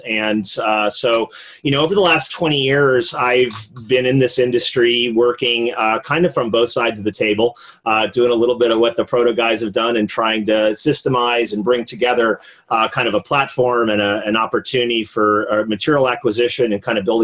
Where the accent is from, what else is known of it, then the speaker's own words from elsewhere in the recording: East Coast, United States; moved away as an adult; now in California, United States; I grew up on the East Coast